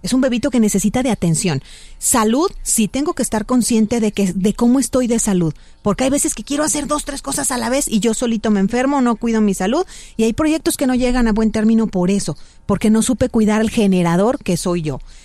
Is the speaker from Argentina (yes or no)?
no; Mexico; muchos de nosotros como mexicanos pensamos